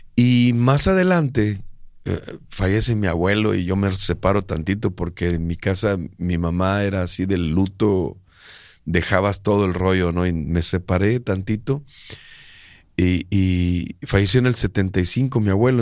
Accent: Monterrey, Nuevo León, Mexico; yo nací aquí en Monterrey

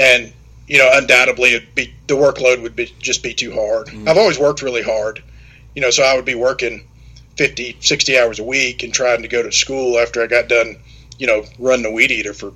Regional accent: Germantown, Tennessee, United States; also born or lived in Mississippi State University; I grew up in Germantown, Tennessee, which is not too far from where I live now.

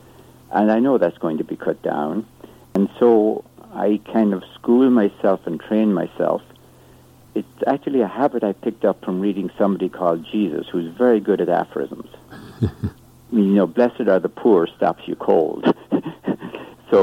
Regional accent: Ireland; moved away; I grew up in Ireland, as you can probably tell from my accent.

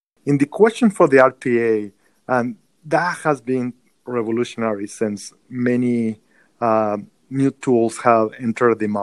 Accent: Mexico; moved away as an adult; now in United States; born and raised in Mexico, as you can tell by my accent

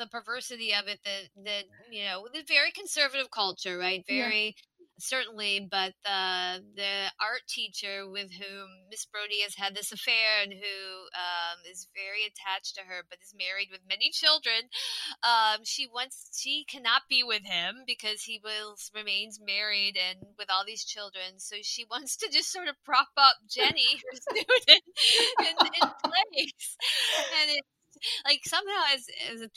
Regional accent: Midwest, United States; as a kid growing up in the Midwest in a sort of very conservative Reaganite suburb

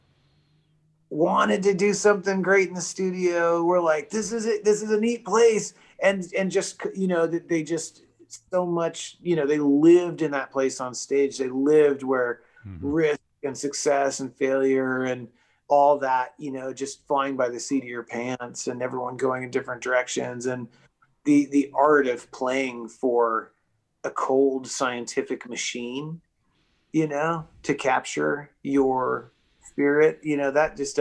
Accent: Eureka, California, United States; also born or lived in Arcata, California; I grew up in Humboldt County, Eureka, California

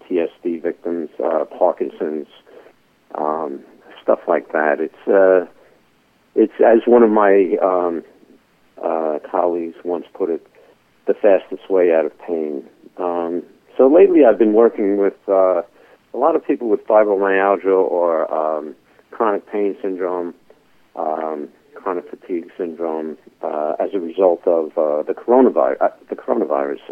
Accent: New York City, New York, United States; I'm a guy from the Bronx

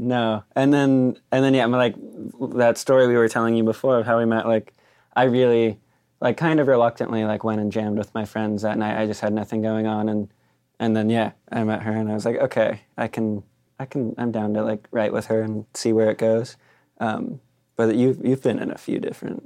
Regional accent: Claremont, California, United States; I grew up in Claremont

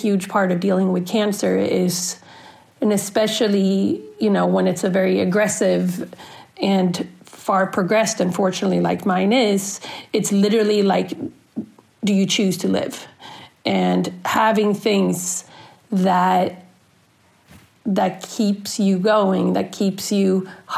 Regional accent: Sweden; moved away as an adult; now in United States; I'm originally from Sweden, born and raised, and I moved to the States in the end of 99, beginning of 2000

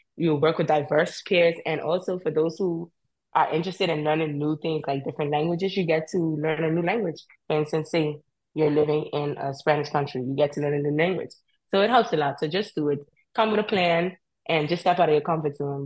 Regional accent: Cockburn Town, Turks & Caicos Islands; moved away as an adult; I am from Grand Turk. I grew up in Grand Turk.

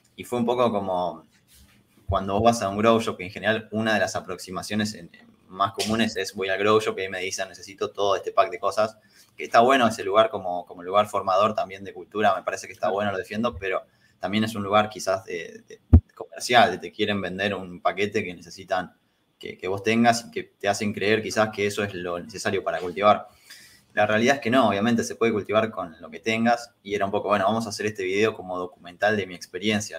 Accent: San Pedro, Buenos Aires Province, Argentina; moved away as an adult; now in Buenos Aires, Argentina; cuando me vine a vivir acá a Capital, yo soy de San Pedro

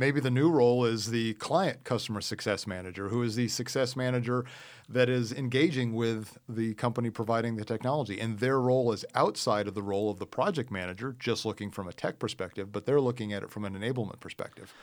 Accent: Midwest, United States; I grew up in the Midwest

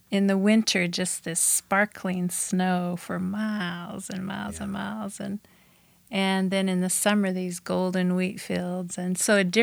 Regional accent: Bozeman, Montana, United States; born or raised there; also born or lived in Saskatchewan, Canada

